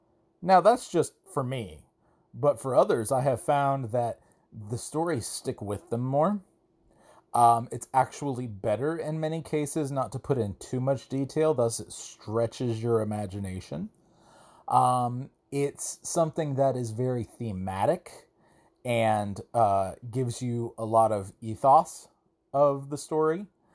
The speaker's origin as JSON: {"language": "English", "region": "Georgia", "country": "United States", "lives_now": "Augusta, United States", "said": "I am from Georgia. I am from roughly north of Atlanta. I live in a different place now, though. I live in Augusta, Georgia, quite a distance away east."}